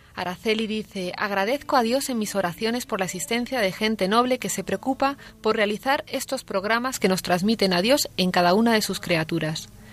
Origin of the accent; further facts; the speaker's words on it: Toledo, Castilla-La Mancha, Spain; also born or lived in Madrid; soy de Toledo, pero estoy trabajando en Madrid